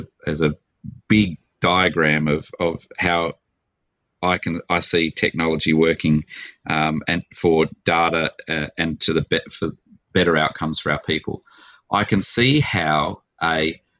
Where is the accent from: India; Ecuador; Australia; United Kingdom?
Australia; Adelaide, South Australia; So I'm an Adelaide boy. I was born here in Adelaide in 1968.